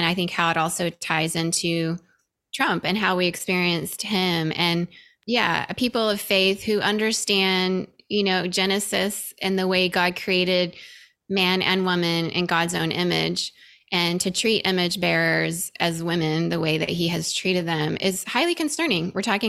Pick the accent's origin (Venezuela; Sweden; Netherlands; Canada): Venezuela; also born or lived in Indonesia; now in California, United States; I grew up in Venezuela in small micro churches as well.